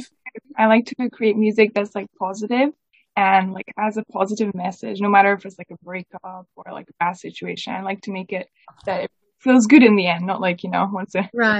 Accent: Scotland, United Kingdom; also born or lived in Hungary; I grew up in Scotland

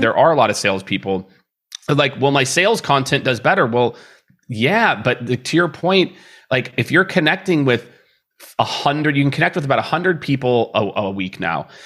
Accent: Midwest, United States; I grew up in the Midwest

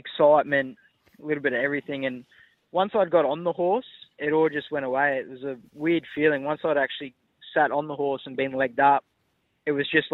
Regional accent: Grafton, New South Wales, Australia; now in Sydney, Australia; I grew up in Grafton. Family has a farm out at Coppenhurst, 20 Ks out of Grafton

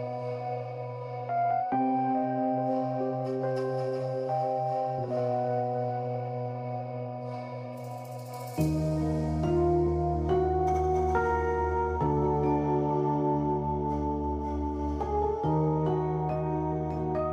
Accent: New Jersey, United States; my home state, New Jersey

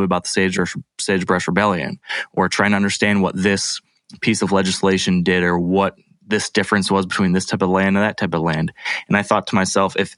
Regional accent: Midwest, United States; I was that person from the Midwest.

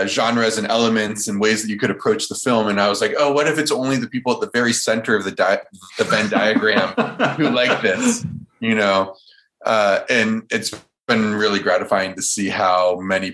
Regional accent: Silicon Valley, California, United States; Growing up in Silicon Valley

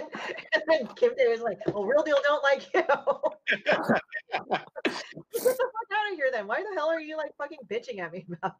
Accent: Chicago, Illinois, United States; I'm technically from Chicago

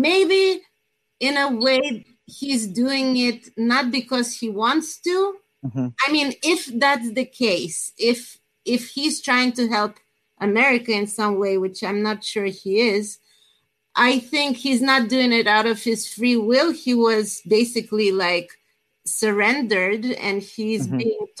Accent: New Jersey, United States; I'm actually from New Jersey.

